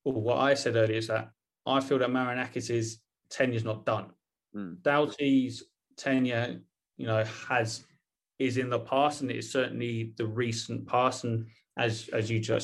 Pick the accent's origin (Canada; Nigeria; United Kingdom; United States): United Kingdom; Portsmouth, South East England; I grew up in Portsmouth, and my dad and I, we went up to Nottingham every other weekend from Pompey